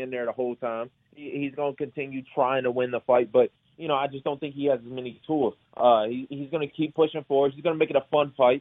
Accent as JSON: {"language": "English", "town": "Detroit", "region": "Michigan", "country": "United States", "said": "I'm a kid from Detroit"}